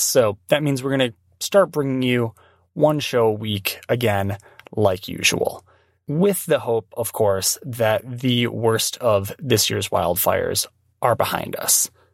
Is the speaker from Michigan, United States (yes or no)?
yes; Michigan, United States; now in Oregon, United States; I'm proud of being from Michigan.